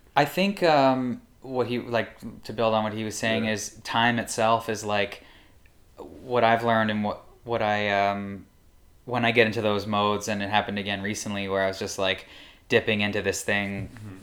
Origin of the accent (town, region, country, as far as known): Welland, Ontario, Canada; born or raised there; moved away as an adult; also born or lived in New York